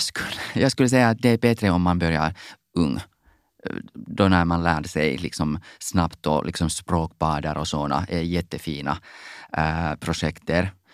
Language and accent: Swedish; Finland; Swedish is a second language; när jag var i högstadiet, jobbade jag på torget, Salutorget i Helsingfors